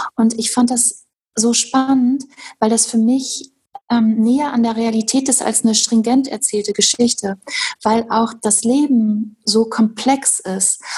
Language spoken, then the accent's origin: German; Hochsauerlandkreis, North Rhine-Westphalia, Germany; ich bin im Hochsauerlandkreis groß geworden